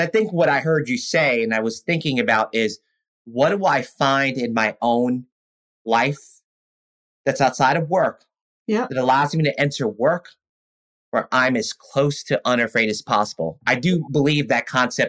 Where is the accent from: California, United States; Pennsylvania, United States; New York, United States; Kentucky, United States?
New York, United States; New York City; I grew up around so many Caribbeans growing up in East Flatbush and in South Ozone Park, Queens